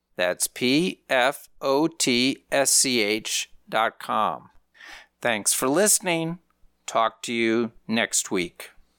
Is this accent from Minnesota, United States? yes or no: yes; Minnesota, United States; I grew up in Minnesota